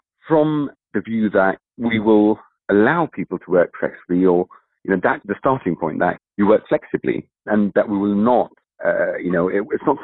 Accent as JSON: {"language": "English", "country": "Kenya", "said": "my actual background is East African, so I'm from Kenya"}